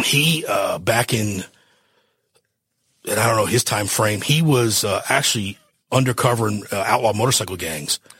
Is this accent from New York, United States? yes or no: no; Miami, Florida, United States; moved away as an adult; also born or lived in Dodge City, Kansas; now in Grand Prairie, United States; originally I was born and raised in Miami, Florida